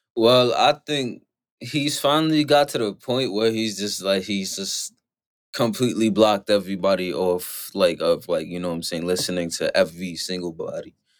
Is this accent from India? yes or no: no; New York, United States; I'm from New York